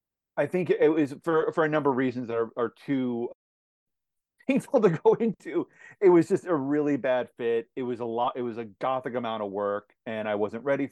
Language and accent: English; Aberdeen, New Jersey, United States; also born or lived in Madison, Indiana; I lived in central New Jersey, Aberdeen, which is about 40 minutes outside of New York City, for about 20 years. And so, yeah, that was my upbringing.